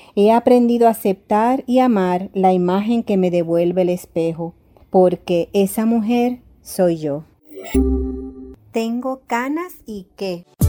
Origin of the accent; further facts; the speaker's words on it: Puerto Rico; soy orgullosamente de Puerto Rico